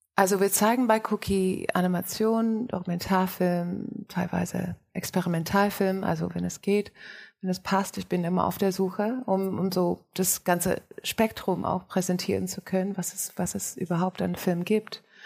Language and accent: German; Australia; now in Germany; Ich bin in Australien aufgewachsen und bin ähm, fast 50.